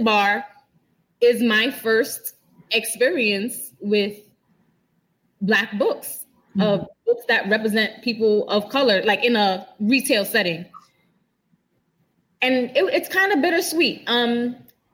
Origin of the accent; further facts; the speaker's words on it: New York City, New York, United States; I'm from the Bronx, it's in my blood